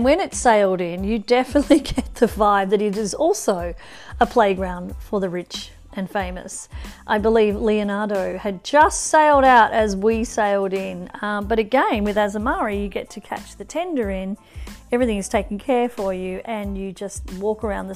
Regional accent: northern New South Wales, Australia; I am back in Australia, in my hometown in northern New South Wales

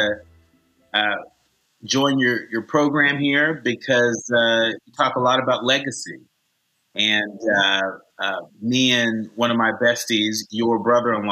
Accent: Concord, California, United States; I grew up in the Concord Walnut Creek area, specifically in Concord

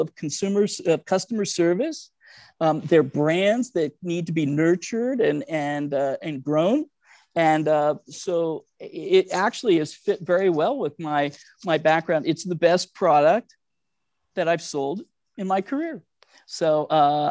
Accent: Cincinnati, Ohio, United States; I grew up in Cincinnati. My rabbi, Rabbi Goldfeder of blessed memory, told my parents in my bar mitzvah

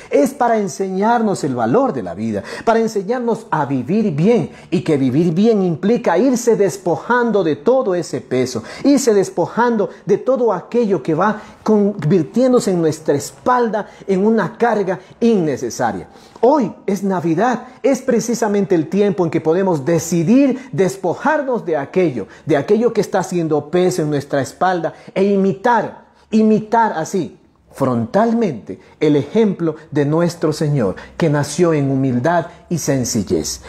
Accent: central Sierra, Ecuador; Somos latinos, somos sudamericanos, somos ecuatorianos, somos de este rinconcito, ¿sí? De este rinconcito hermoso. La sierra centro de nuestro país

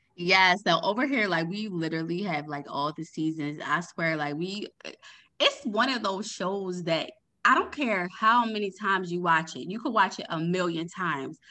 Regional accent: Maryland, United States; I'm actually from Maryland

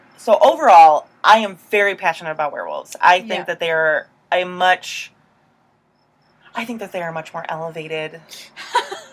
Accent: Indiana, United States; I grew up in Indiana

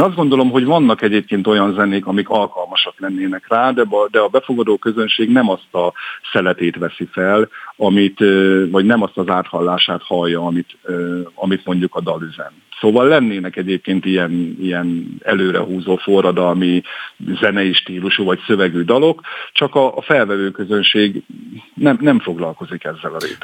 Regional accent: Hajdú-Bihar, Hungary; accent: Hajdúság; rajtam a beszédemen is hallatszik, hogy na ez egy hajdúsági gyerek

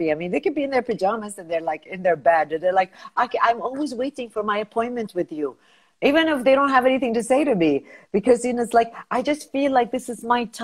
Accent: United States; now in Kuwait; advantage because I'm not Kuwaiti. I'm American. Of course, I, I'm from a Arab, uh, you know, background, so I speak Arabic.

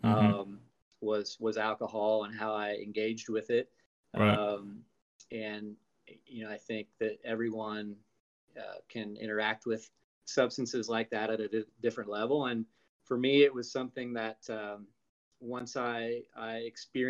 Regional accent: Indiana, United States; I grew up in Indiana on a farm, small family farm that had been in the family since the 1800s

